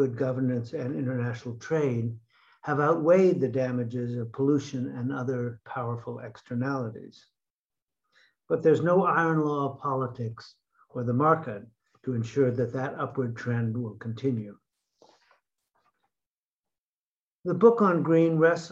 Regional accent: Connecticut, United States; my home state of Connecticut

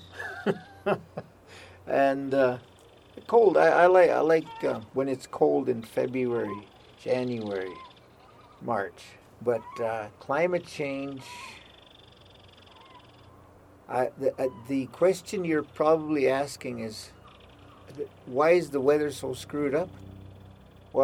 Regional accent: Calling Lake, Alberta, Canada; I'm originally from Calling Lake, Alberta. I was born there, born and raised.

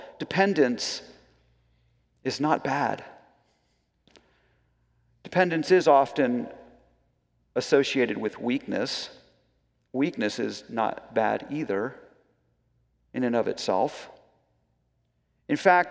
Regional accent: United States; as Americans

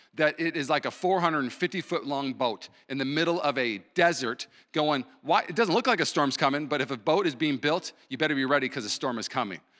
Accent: Puyallup, Washington, United States; moved away; also born or lived in Los Angeles / Burbank; I grew up in Puyallup, moved to L A, lived there for seven years

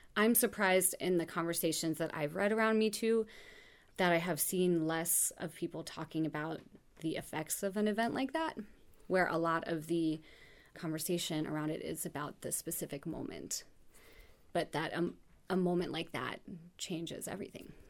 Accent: Oak Ridge, Tennessee, United States; moved away as an adult; also born or lived in Los Angeles / New York; I grew up in Oak Ridge, Tennessee, which is a small town outside of Knoxville

